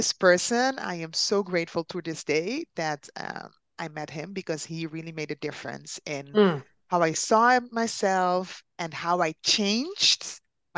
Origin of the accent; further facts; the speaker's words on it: Netherlands; also born or lived in Caribbean; I am from the Netherlands, but originally I'm from the Caribbean. So actually, I'm an island girl by soul, and I've been living in the Netherlands for 20 years